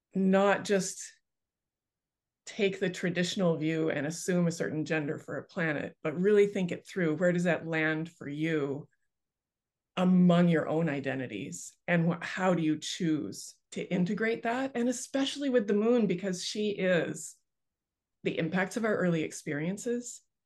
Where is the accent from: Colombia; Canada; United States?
Canada; I grew up on the Bay of Fundy like right on the Bay of Fundy outside of my bedroom window